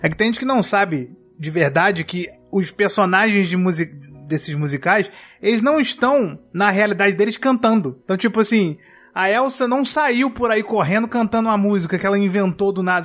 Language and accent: Portuguese; Brazil; a gente vive no, num lugar que é o Brasil